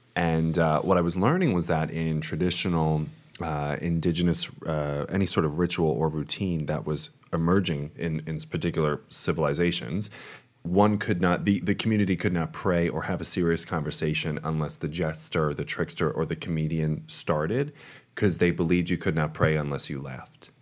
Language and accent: English; Long Island, New York, United States; moved away; also born or lived in Rome, Italy; I am from Long Island, New York, but I'm coming at you from Rome, Italy